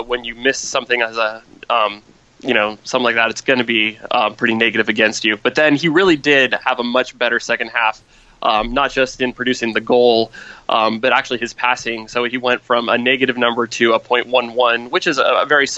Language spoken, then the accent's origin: English; United States; I'm an American